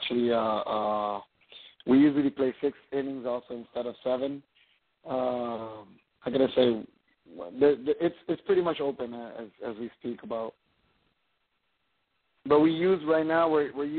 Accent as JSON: {"language": "English", "country": "Puerto Rico", "said": "I'm from Puerto Rico."}